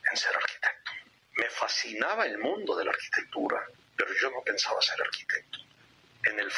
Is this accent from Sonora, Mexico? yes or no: no; Guadalajara, Jalisco, Mexico; la casa de Guadalajara, donde crecí